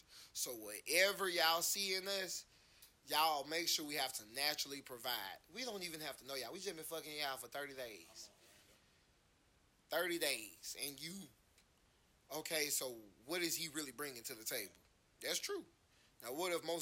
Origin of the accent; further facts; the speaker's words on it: Atlanta, Georgia, United States; I'm from Atlanta